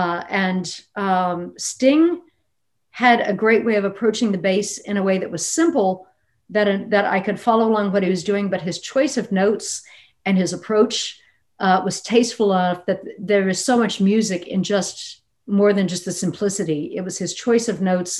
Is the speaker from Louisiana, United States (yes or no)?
yes; Lafayette, Louisiana, United States; I also grew up in a town that was not exactly, I mean, Lafayette, Louisiana